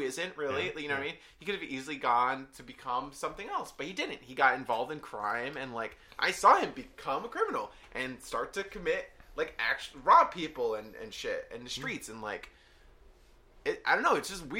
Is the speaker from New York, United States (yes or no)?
yes; New York City, New York, United States; growing up in the Bronx, like, I grew up in bad neighborhoods